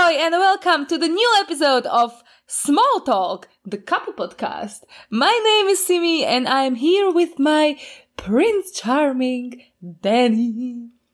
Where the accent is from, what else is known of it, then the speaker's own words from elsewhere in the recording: Košice, Košice Region, Slovakia; I was living in Slovakia all my life. I was born in Košice and I live in Košice also right now.